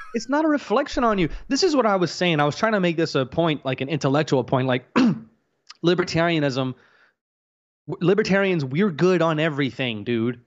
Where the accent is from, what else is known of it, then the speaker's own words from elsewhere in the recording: Louisiana, United States; I grew up around black folks. I'm from Louisiana